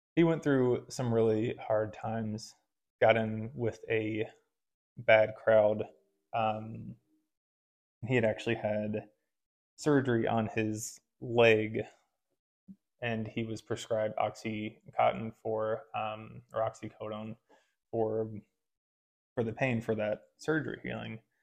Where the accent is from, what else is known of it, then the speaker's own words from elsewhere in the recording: Illinois, United States; moved away; growing up in Illinois